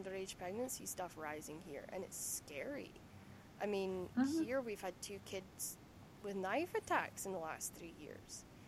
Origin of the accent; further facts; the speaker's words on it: Lerwick, Scotland, United Kingdom; accent: Shetland; moved away; growing up in Lerwick.